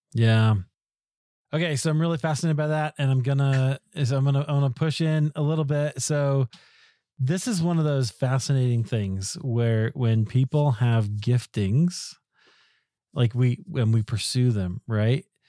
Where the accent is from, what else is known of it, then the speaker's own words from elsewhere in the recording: Iowa, United States; now in Colorado, United States; I grew up in Iowa, so California is exotic as far as I'm concerned